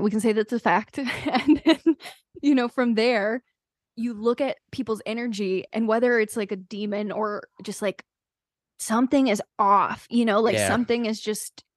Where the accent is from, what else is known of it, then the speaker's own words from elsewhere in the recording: North Carolina, United States; moved away as an adult; I was from North Carolina, so like all the kids, like we grew up drinking super early.